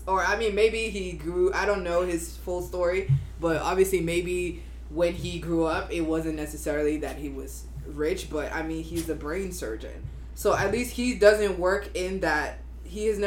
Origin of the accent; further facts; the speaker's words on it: Nigeria; moved away; I'm from Nigeria, and when I first moved here